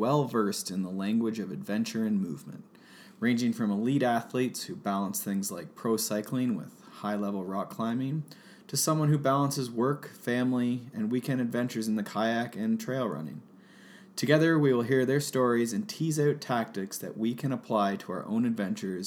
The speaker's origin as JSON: {"language": "English", "region": "Ontario", "country": "Canada", "tie": "born or raised there", "said": "I am from Ontario, Canada"}